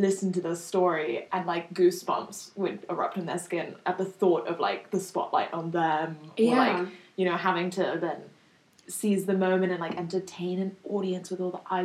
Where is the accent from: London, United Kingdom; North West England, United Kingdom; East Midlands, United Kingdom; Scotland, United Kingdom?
London, United Kingdom; I'm from London